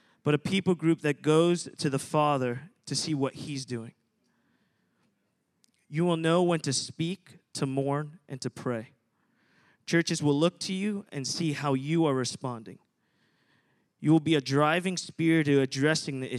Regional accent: New Jersey, United States; moved away as an adult; now in Redding, United States; I'm at Reading, been there about 8 years, but I'm originally from New Jersey. So I moved from New Jersey to go to Reading, go to school there

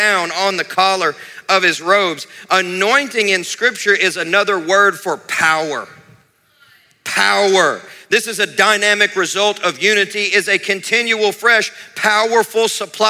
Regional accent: Kentucky, United States; I grew up in Kentucky where people didn't drink water, they just drank Mountain Dew

